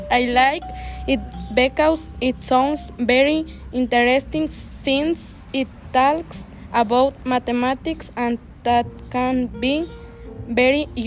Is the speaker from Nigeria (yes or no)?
no; Luvianos, State of Mexico, Mexico; English is a second language; I am 16 years old. I am from Lubianos.